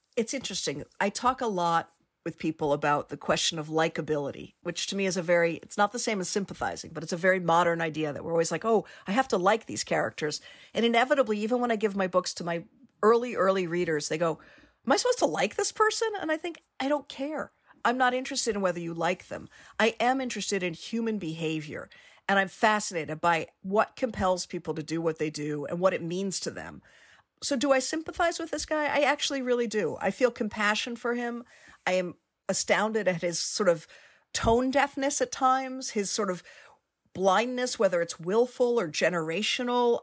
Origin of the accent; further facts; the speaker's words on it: Washington, District of Columbia, United States; I grew up in Washington, D C